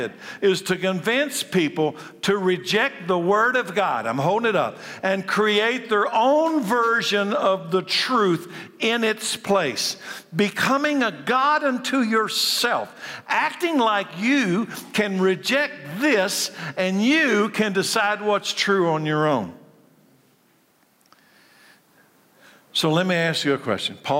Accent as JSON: {"language": "English", "town": "Frankfort", "region": "Kentucky", "country": "United States", "tie": "born or raised there", "said": "I was born a boy, a male, in Frankfort, Kentucky, in 1956"}